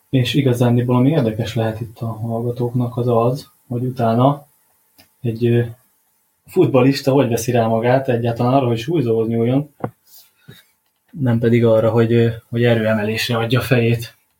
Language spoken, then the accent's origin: Hungarian; Paks, Tolna, Hungary; itt Pakson foglalkozhatok focistákkal, ugye az adott klubnál, ahol nevelkedtem